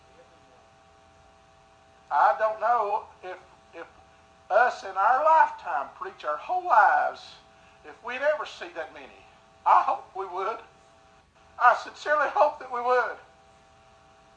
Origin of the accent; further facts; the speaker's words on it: United States; I'm an American.